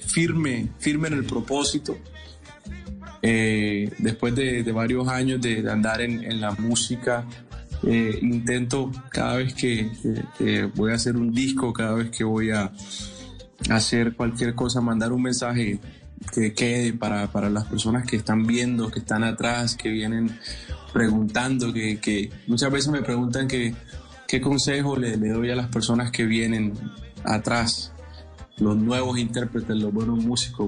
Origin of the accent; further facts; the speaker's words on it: Colombian Pacific, Colombia; algo representativo de donde yo vengo, algo representativo del Pacífico